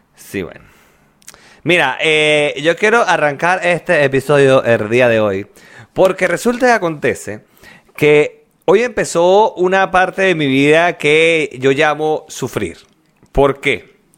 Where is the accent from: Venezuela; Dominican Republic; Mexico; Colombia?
Venezuela; moved away; also born or lived in La Victoria; en Venezuela yo me cortaba el cabello con el mismo carajo toda la vida.